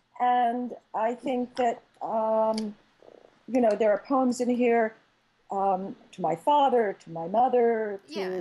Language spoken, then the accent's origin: English; Philadelphia, Pennsylvania, United States; I grew up in Philadelphia, right? My language, I'm a Philly girl, right? So I have a particular accent, I say Jimmy's, I don't say sprinkles